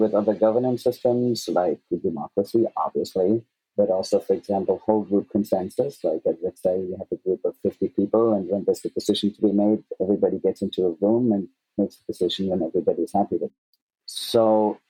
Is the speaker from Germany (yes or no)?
yes; Germany; I grew up in Germany